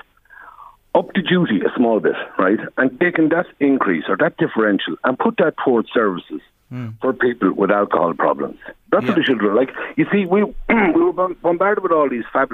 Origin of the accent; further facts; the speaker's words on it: Tralee, Munster, Ireland; also born or lived in Dunmanway, County Cork; now in Virginia, Ireland; I'm originally from Tralee.